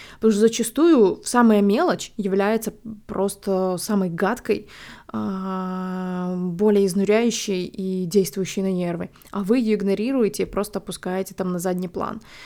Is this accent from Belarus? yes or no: yes; Belarus; moved away as an adult; now in Warsaw, Poland; я там выросла, родилась, и это мой дом